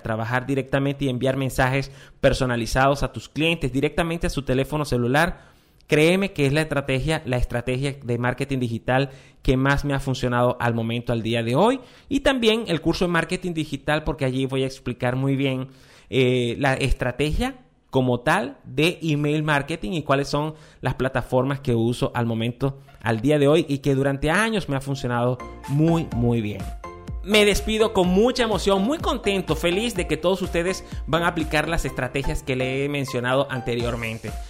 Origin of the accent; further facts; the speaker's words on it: Venezuela; en mi país, en Venezuela